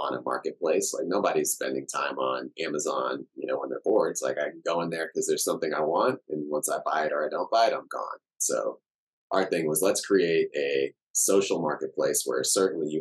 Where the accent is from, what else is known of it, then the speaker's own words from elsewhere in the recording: Houston, Texas, United States; also born or lived in Cameroon / Chicago; now in Austin, United States; I grew up in Houston. I got a lot of love for Houston